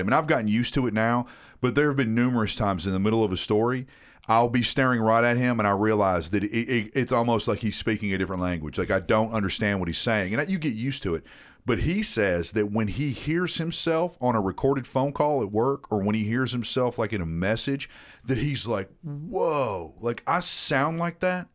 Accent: Tennessee, United States; accent: Southern; my entire life, in Tennessee

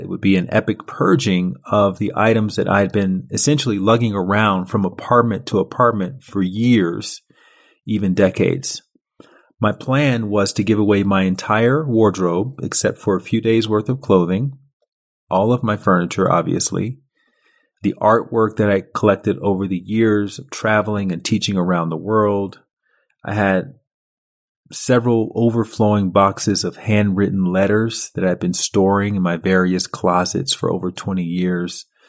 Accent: Montgomery, Alabama, United States; moved away as an adult; also born or lived in Chicago / Paris; I was a kid from Montgomery, Alabama

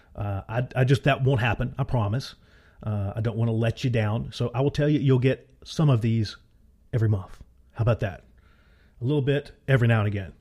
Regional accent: Appalachia, United States; accent: Appalachian; my wonderful Appalachian accent

